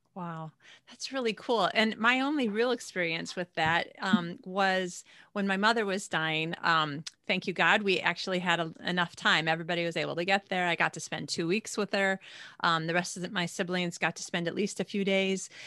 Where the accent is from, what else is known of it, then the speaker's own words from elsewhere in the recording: United States; moved away; how I used to live when I lived in America